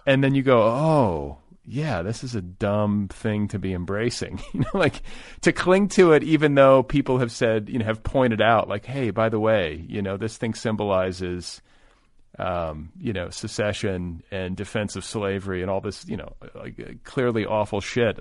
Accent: United States; also born or lived in Milwaukee, Wisconsin / Indiana; now in Los Angeles, United States; first part of my childhood was in Milwaukee. The second part was in Indiana.

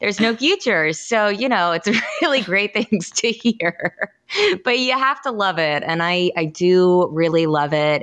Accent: Kansas, United States; moved away as an adult; also born or lived in Missouri / Illinois; now in South Carolina, United States; I'm from Kansas. I worked in Missouri and Illinois before moving to South Carolina

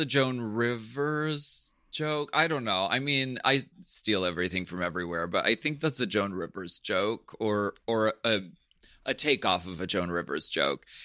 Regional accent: Pennsylvania, United States; I'm from Pennsylvania. That, that's our natural speaking voice

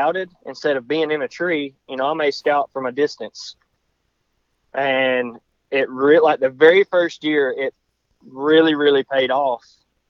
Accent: North Georgia, United States; moved away as an adult; now in North Alabama, United States; Originally from North Georgia. I now live North Alabama

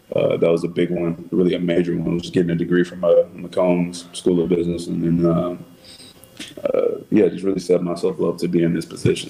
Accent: Texas, United States; moved away as an adult; now in Chicago, United States; I'm just from Texas. I'm just a, a, Texas kid

